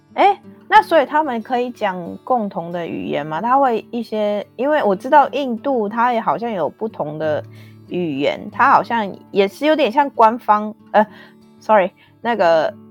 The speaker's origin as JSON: {"language": "Chinese", "country": "Taiwan", "moved": "yes", "lives_now": "Canada", "said": "我们台湾亚洲这边"}